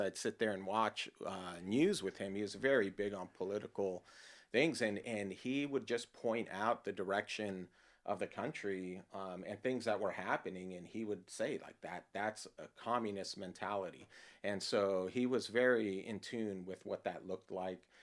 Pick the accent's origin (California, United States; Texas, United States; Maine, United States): California, United States; Los Angeles; born or raised there